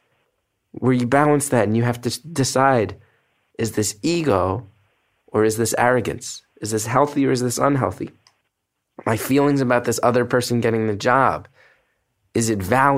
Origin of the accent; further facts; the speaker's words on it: New Jersey, United States; now in New York, United States; I grew up in New Jersey, right across the river